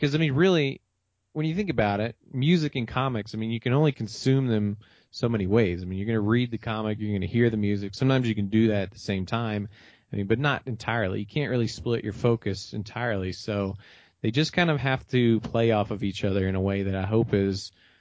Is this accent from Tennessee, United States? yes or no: yes; Memphis, Tennessee, United States; where I came from growing up in Memphis or growing up in Tennessee